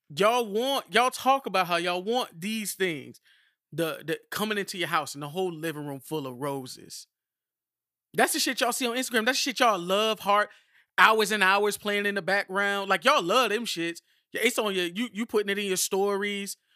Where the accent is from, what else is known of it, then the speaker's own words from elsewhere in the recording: Miami, Florida, United States; I'm from Miami